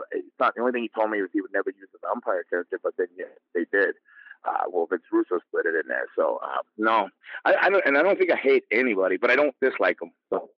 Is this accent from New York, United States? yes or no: yes; Brooklyn, New York, United States; I'm a boy, I'm from Brooklyn.